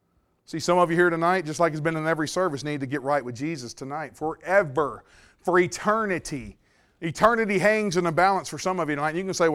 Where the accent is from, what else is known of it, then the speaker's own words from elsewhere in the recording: Mississippi, United States; now in Louisiana, United States; Well, I grew up in Mississippi and came over to Louisiana